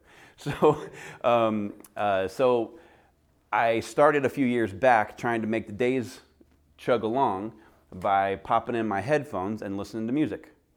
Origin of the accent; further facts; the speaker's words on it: the South, United States; now in Phoenix, United States; I'm from the South